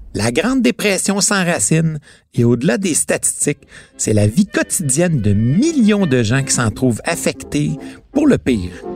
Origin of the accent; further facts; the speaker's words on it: Quebec, Canada; Chez nous, au Québec